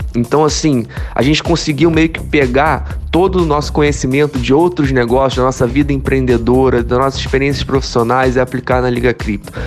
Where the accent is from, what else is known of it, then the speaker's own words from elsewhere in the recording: Rio de Janeiro, Brazil; sou natural do Rio de Janeiro